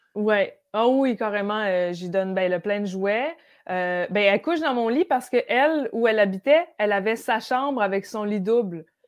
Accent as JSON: {"language": "French", "town": "Brossard", "region": "Quebec", "country": "Canada", "tie": "born or raised there", "also_born_or_lived": "Lac-Simon, Outaouais", "said": "J'ai, j'ai grandi à Brossard"}